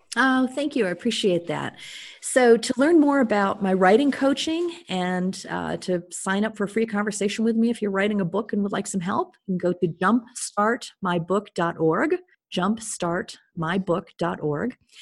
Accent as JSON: {"language": "English", "country": "United States", "said": "I was very welcomed as an American"}